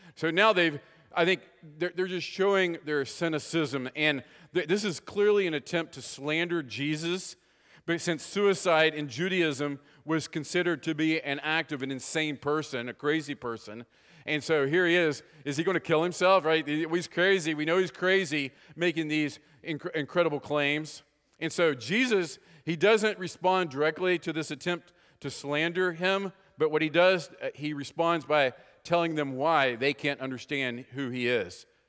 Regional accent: West Virginia, United States; moved away; Anybody else born in West Virginia here besides me? No, I think I'm it, all right? So, anyway, uh, it's interesting growing up from West Virginia

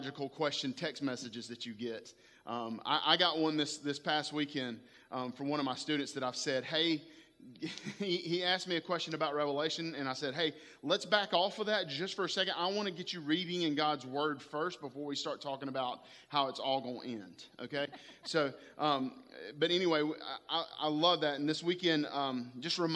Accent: Spartanburg, South Carolina, United States; I am from Spartanburg, South Carolina, a little area called Boiling Springs High School is where I graduated high school from

